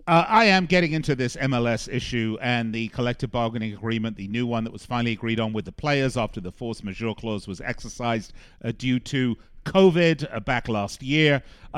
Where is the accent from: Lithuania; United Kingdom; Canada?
United Kingdom; England; born there; Well, first of all, I was born in England, so I'm entitled to be a bit of a Euro snob when it comes to my sport.